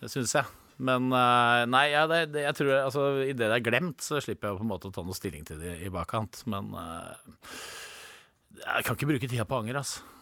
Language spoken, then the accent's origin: Norwegian; Innlandet, Norway